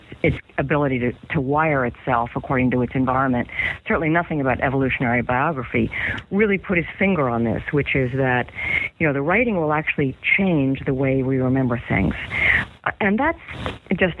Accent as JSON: {"language": "English", "country": "United States", "tie": "born or raised there", "first_language": "English", "said": "I would be growing up in the United States, learning to speak English as my first language"}